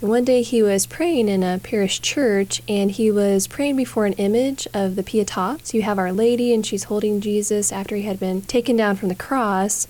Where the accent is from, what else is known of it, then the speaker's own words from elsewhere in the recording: Wichita, Kansas, United States; I am originally from Wichita